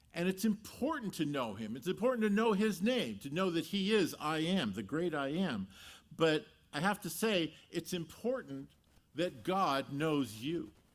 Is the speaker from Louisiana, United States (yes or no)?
no; Los Angeles, California, United States; I grew up in the San Fernando Valley, a couple valleys down, if you're not familiar with it, uh, part of, uh, city of Los Angeles